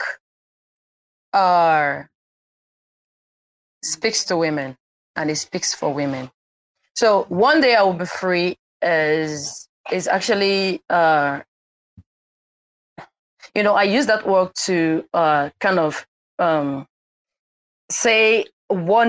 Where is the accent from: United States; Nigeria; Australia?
Nigeria; I come from Nigeria, Igbo tribe